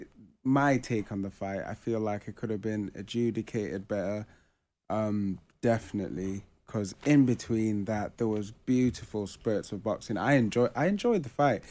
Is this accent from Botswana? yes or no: yes; Botswana; moved away; also born or lived in Ghana; I was actually born in Botswana